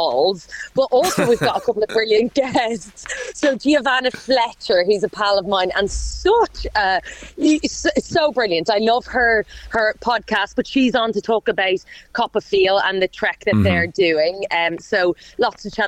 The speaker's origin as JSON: {"language": "English", "country": "Ireland", "accent": "Irish (like Graham Norton's)", "said": "a flavour of Graham in both of us. Mine in my accent"}